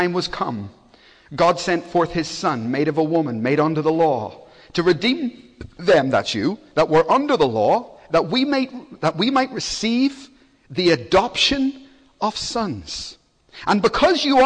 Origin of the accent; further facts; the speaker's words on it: Belfast, Northern Ireland, United Kingdom; moved away; I come from Belfast, so I know what riots are like. I grew up with them